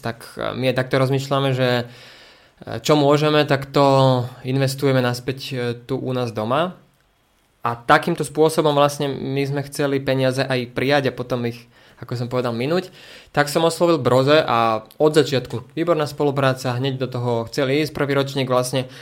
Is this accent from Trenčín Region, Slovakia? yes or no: yes; Prievidza, Trenčín Region, Slovakia; also born or lived in Bojnice; Prievidza preto, lebo odtiaľ to pochádzam, respektíve z Bojnic